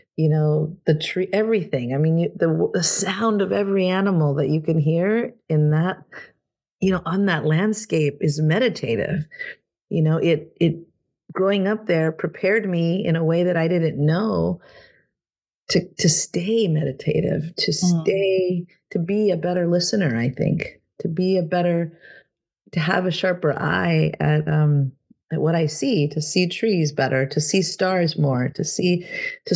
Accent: Rio Grande Valley, Texas, United States; now in San Antonio, United States; grew up in the rgv

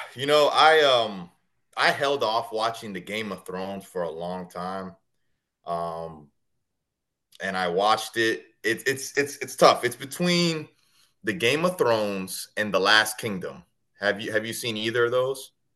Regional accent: Kissimmee, Florida, United States; also born or lived in Connecticut; Kissimmee, Florida is actually the city I grew up in, about 20 minutes from Disney

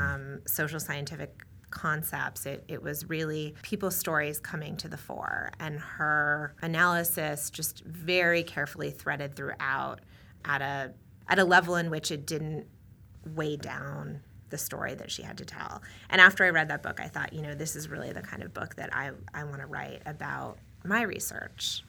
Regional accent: New England, United States; moved away; also born or lived in New Hampshire; I grew up in New England and, um, went to school in New Hampshire

